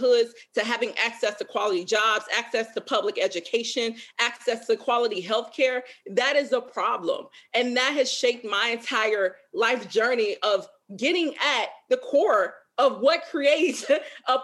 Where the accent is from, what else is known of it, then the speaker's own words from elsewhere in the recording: Chicago, Illinois, United States; now in Minneapolis, United States; I grew up in Chicago, one of the most racially segregated cities in the country